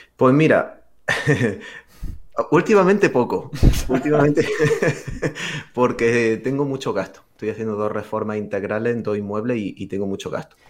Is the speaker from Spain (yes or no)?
yes; Granada, Andalusia, Spain; mi ciudad natal, que es Granada